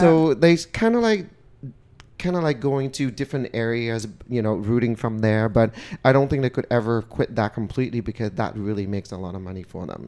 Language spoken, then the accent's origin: English; Vietnam; moved away; I was born and raised in Vietnam